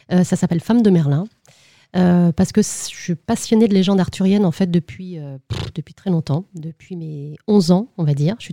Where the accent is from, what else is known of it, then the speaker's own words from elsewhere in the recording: Brittany, France; Alors, je suis bretonne et c'est vrai que depuis toute petite, en fait, euh, mes parents m'emmenaient tous les ans au Festival interceltique de l'Orient.